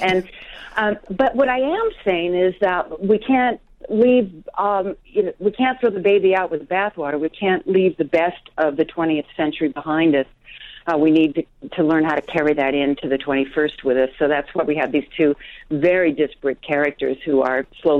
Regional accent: Colorado, United States; I'm from Colorado.

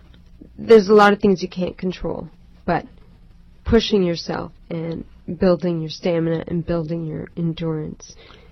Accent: Toronto, Ontario, Canada; Born and raised in Toronto.

